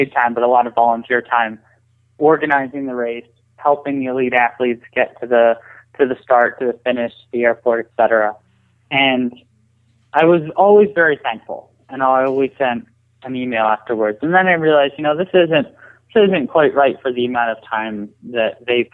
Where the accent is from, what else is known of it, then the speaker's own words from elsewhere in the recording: Allentown, Pennsylvania, United States; I grew up in Allentown. I was actually 25 minutes or 30 minutes outside of town